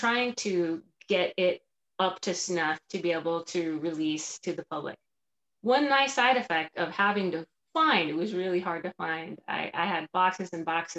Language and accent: English; Palmdale, California, United States; moved away; where I grew up in East Palmdale